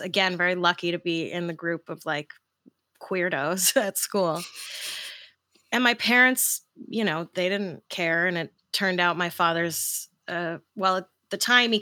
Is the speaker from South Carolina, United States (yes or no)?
no; New York City, New York, United States; I grew up in New York